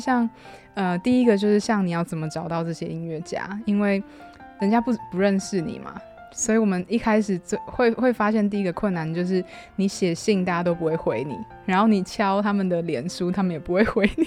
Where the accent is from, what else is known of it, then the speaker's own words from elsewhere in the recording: Hualien, Hualien County, Taiwan; moved away as an adult; also born or lived in Australia / Vanuatu; 我在华联长大，我爸爸他是有一个有机农场